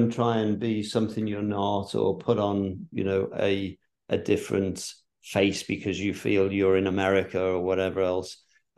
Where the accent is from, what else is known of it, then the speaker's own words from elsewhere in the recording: England, United Kingdom; moved away; even though as an Englishman we speak the same language, it's so different.